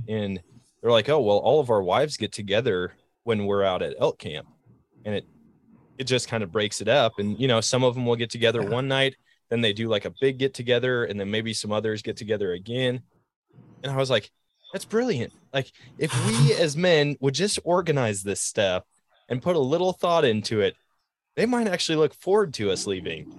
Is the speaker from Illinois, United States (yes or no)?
no; Eau Claire, Wisconsin, United States; growing up in Wisconsin